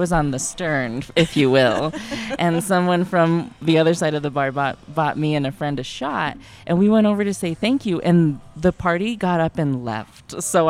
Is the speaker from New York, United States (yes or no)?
no; Pueblo, Colorado, United States; growing up in Pueblo